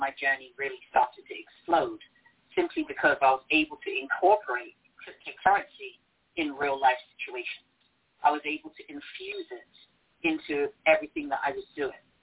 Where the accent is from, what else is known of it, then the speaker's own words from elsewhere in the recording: England, United Kingdom; moved away as an adult; also born or lived in Ghana; now in United States; United Kingdom at 8 years old, so I was raised and educated in England.